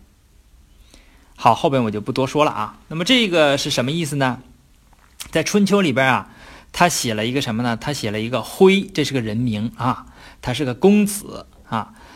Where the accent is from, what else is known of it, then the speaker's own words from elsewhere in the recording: China; 我们中国人起个英文名儿